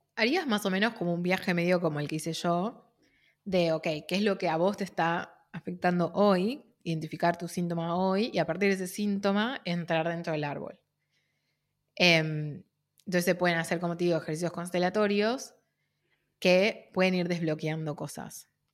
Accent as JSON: {"language": "Spanish", "country": "Argentina", "said": "de Argentina"}